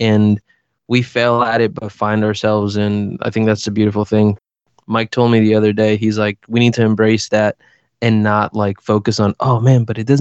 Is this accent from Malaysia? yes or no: no; Costa Rica; I was born in Costa Rica